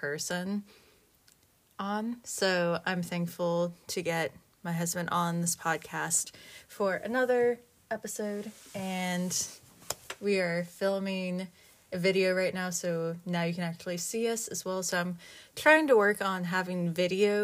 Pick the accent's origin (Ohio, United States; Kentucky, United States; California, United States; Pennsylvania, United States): Pennsylvania, United States; State College; I grew up in Pennsylvania, central Pennsylvania